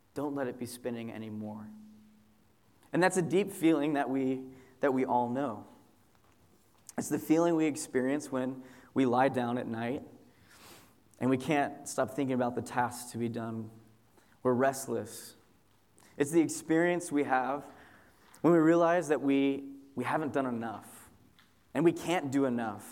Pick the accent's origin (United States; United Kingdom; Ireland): United States; Southern California; moved away as an adult; also born or lived in Chicago; I moved from Southern California, where I'm from, to go to seminary uh, in Chicago. You know, my whole life basically exists in a 30 mile radius